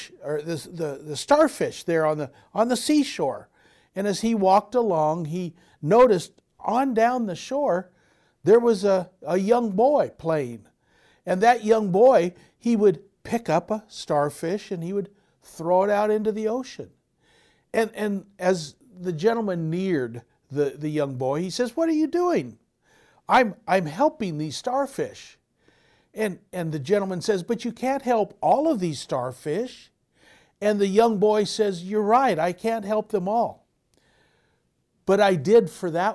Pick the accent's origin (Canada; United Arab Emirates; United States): United States; Southern California; I'm from Southern California